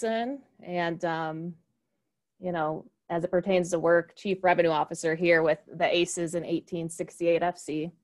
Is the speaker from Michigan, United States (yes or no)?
yes; Michigan, United States; moved away; I grew up in Michigan, so a Midwest kid